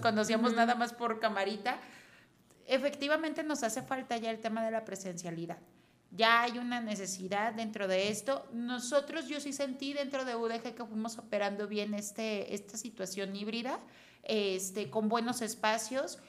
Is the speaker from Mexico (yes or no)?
yes; Mexico; como mexicanos